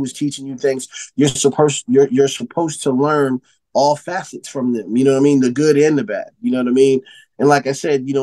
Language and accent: English; Phoenix, Arizona, United States; I come from Phoenix, Arizona. I come from a city that's not on the map like in LA or Chicago or New York and in Miami.